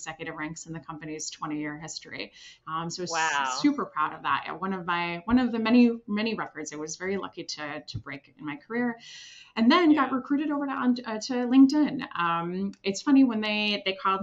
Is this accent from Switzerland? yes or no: yes; Switzerland; moved away; also born or lived in Washington, District of Columbia, United States; I'm originally from Switzerland